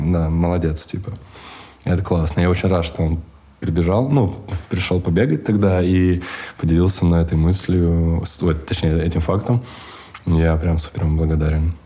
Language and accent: Russian; Chita, Zabaykalsky Krai, Russia; moved away as an adult; я вырос в Чите до 25, 25 почти лет я жил в Чите